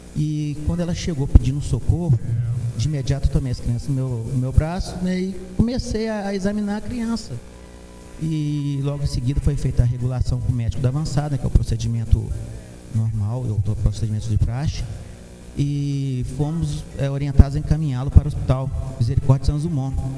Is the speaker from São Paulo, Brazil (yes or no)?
no; Santos Dumont, Minas Gerais, Brazil; sou natural de Santos Dumont